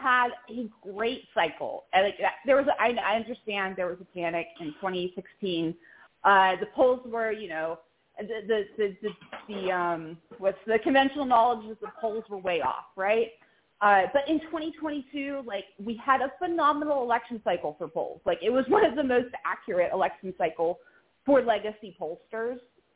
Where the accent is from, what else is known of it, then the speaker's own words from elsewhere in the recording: Lexington, Kentucky, United States; moved away as an adult; also born or lived in Louisville, Kentucky; now in Louisiana, United States; I grew up in Lexington, Kentucky